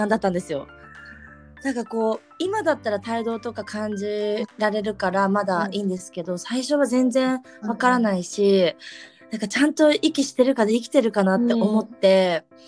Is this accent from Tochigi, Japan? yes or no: no; Hokkaido, Japan; moved away; うちあの北海道出身なんですけど